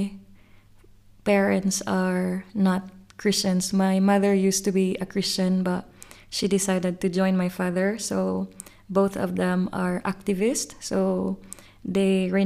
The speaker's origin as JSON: {"language": "English", "town": "Cebu City", "region": "Central Visayas", "country": "Philippines", "tie": "born or raised there", "moved": "as an adult", "lives_now": "Sydney, Australia", "said": "I'm originally from Cebu, Philippines, but I have been here in Sydney for maybe nearly 5 years."}